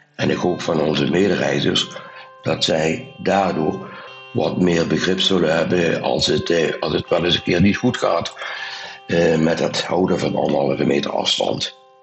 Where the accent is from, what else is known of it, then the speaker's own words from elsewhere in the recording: Limburg, Netherlands; accent: soft G; Maar jullie hadden er al mijn zachte G al gehoord. Eh. Ik kom uit Limburg